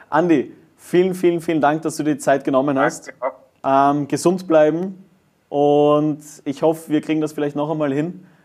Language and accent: German; Germany; Aber ich kann das ja sagen, ich bin Deutscher, aber was wollt ihr?